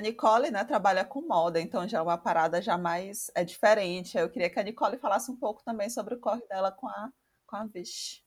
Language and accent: Portuguese; Maranhão, Brazil; eu sou maranhense